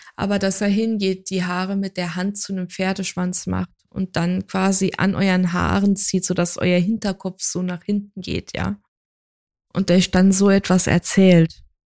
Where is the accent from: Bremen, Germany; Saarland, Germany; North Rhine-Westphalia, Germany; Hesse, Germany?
Saarland, Germany; ich ja halt gebürtige Saarländerin bin